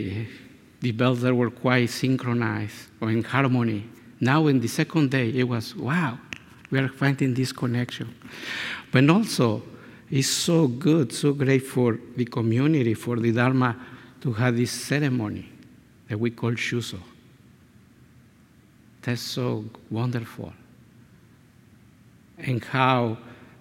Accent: Mexico; first language Spanish; English is a second language; now in San Diego, United States; I show up in Mexico.

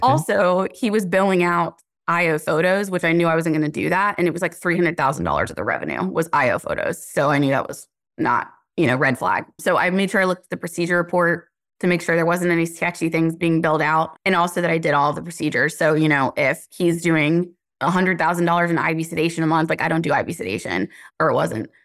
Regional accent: Cary, North Carolina, United States; also born or lived in Garner, North Carolina; I grew up in Cary

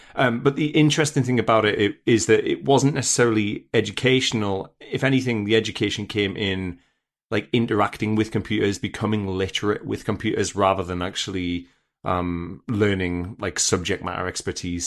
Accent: United Kingdom; as a British person

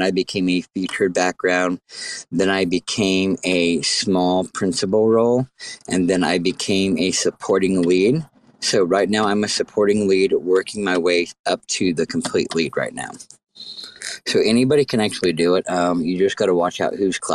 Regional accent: Mississippi, United States; moved away; I'm backwoods hillbilly. I'm actually from Mississippi originally.

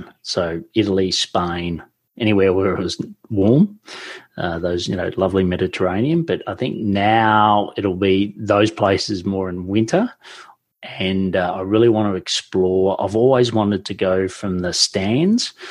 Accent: Victoria, Australia; I was born and raised in Victoria, which is the state

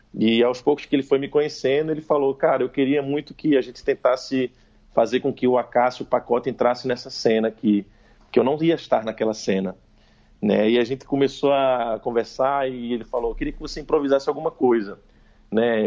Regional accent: Pernambuco, Brazil; como um pernambucano, nordestino. Né, é, bom, eu sou muito nordestino, eu posso dizer que meu pai é cearense, minha mãe é paraibana e me conceberam em Pernambuco

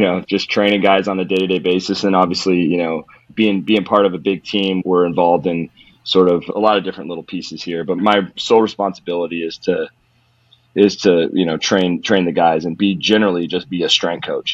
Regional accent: Modesto, California, United States; I, I originally grew up in California. I'm from California. I'm from the mecca of carjackings which is Modesto, California

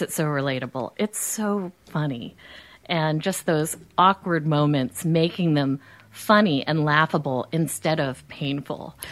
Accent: New Jersey, United States; I'm from New Jersey

